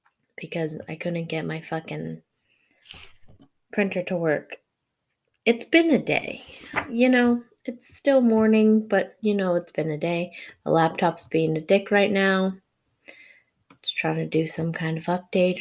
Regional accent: Arizona, United States; now in Ohio, United States; I'm from Arizona

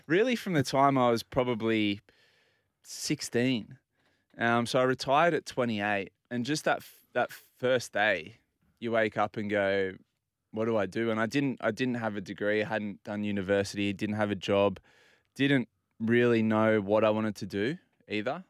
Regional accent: Port Macquarie, New South Wales, Australia; now in Sydney, Australia; So I grew up in Port Macquarie, mm. spent my life at the beach

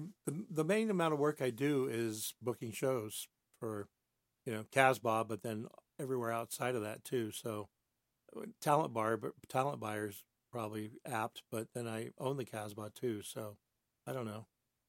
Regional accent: Barstow, California, United States; moved away as an adult; now in San Diego, United States; when I was a kid, I grew up in Barstow.

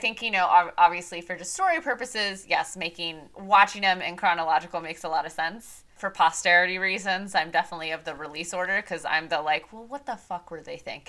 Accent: Midwest, United States; growing up in the Midwest, I was raised on NASCAR.

